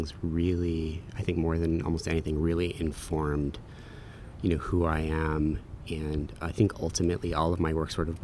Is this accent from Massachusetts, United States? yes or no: no; Baltimore, Maryland, United States; also born or lived in New York; I am originally from New York, but my family moved down to Baltimore, you know, when I was in middle school. So I kind of spent middle and high school down there